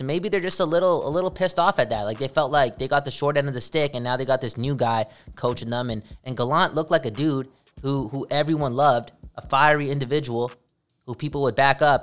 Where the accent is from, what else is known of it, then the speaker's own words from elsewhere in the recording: Vancouver, British Columbia, Canada; I'm from Vancouver